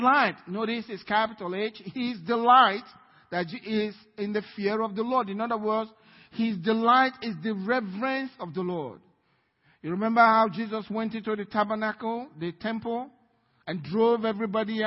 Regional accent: Nigeria; now in United States; I'm a Nigerian

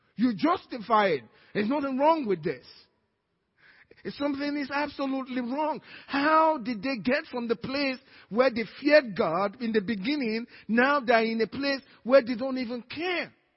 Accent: Nigeria; now in Cypress, United States; I'm Nigerian, American Nigerian

